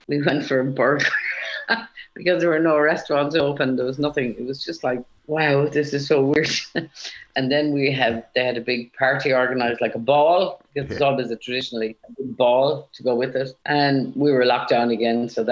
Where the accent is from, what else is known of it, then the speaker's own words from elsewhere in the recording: Galway, Connacht, Ireland; from my local town in Galway.